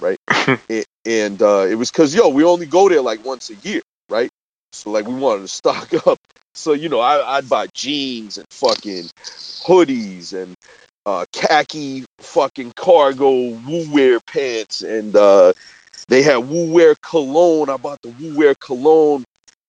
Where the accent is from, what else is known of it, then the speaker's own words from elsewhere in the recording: Boston, Massachusetts, United States; we're from Boston